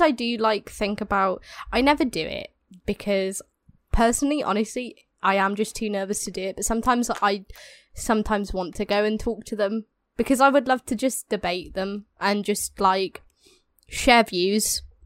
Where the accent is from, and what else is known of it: England, United Kingdom